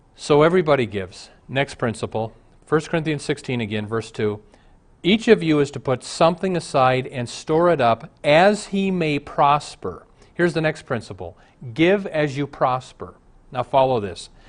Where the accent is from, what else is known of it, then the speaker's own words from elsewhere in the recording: Omaha, Nebraska, United States; I grew up in Omaha, Dad ran the racetrack.